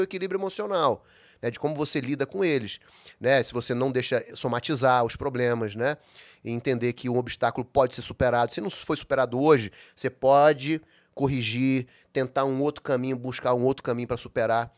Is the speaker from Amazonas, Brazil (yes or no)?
yes; Manaus, Amazonas, Brazil; moved away as an adult; also born or lived in Viçosa, Minas Gerais / São Paulo; eu nasci em Manaus